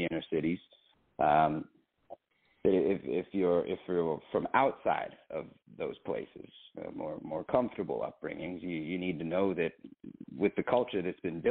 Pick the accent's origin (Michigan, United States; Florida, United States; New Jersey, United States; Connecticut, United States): Michigan, United States; Oakland County; I am from Oakland County.